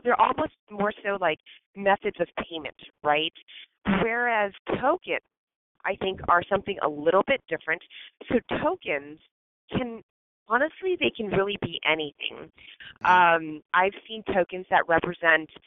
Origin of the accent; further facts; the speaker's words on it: Hacienda Heights, California, United States; I actually grew up in Southern California in a little tiny suburb called Hacienda Heights